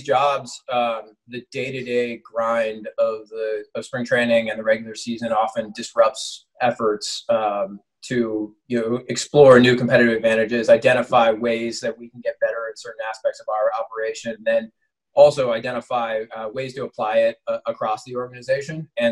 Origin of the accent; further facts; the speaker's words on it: San Francisco, California, United States; moved away as an adult; also born or lived in Chicago; back in San Francisco and feel real fortunate to have the opportunity to build a winner in my hometown